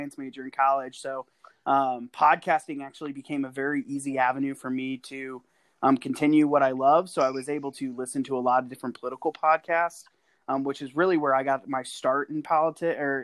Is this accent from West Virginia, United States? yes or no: no; St. Louis, Missouri, United States; moved away as an adult; now in Kansas City, United States; I grew up in St. Louis